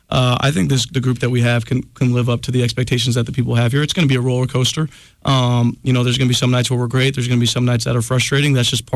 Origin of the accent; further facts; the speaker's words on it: Bay Area, California, United States; also born or lived in Portland; now in Missoula, United States; for me, even growing up in the Bay Area, I like the middle-sized towns like Missoula.